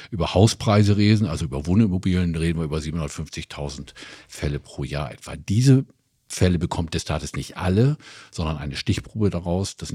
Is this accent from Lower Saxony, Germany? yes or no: yes; Oldenburg, Lower Saxony, Germany; ich komme aus Oldenburg